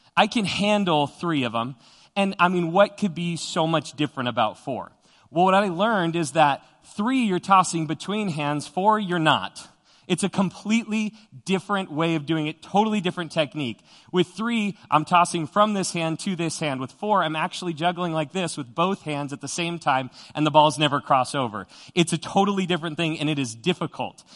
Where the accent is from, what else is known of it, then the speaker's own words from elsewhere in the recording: Widefield, Colorado, United States; growing up in Widefield, Colorado, which is down, uh, south of Colorado Springs